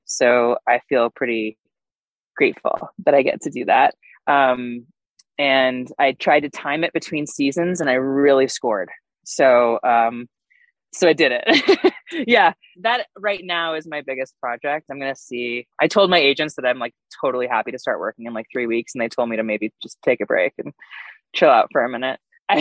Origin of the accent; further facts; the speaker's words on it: Chicago, Illinois, United States; moved away; also born or lived in California; I'm from Chicago